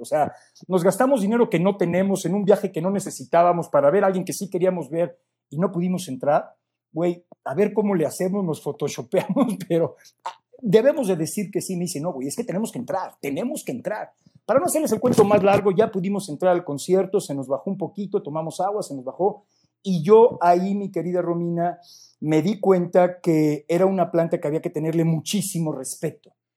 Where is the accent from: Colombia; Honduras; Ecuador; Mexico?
Mexico; pues de México